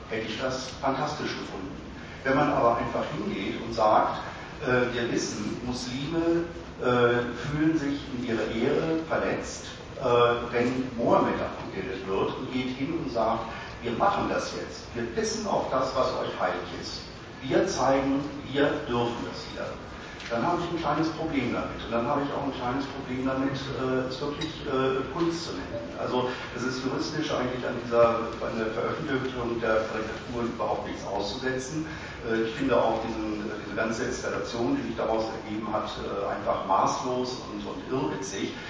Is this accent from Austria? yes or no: no; Cologne, North Rhine-Westphalia, Germany; ich komme ja nun aus Köln